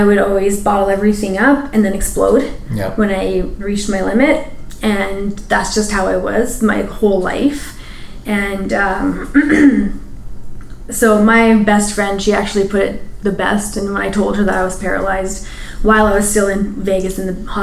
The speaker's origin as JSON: {"language": "English", "town": "Edmonton", "region": "Alberta", "country": "Canada", "tie": "born or raised there", "said": "growing up in Edmonton, being East Indian in the 80s"}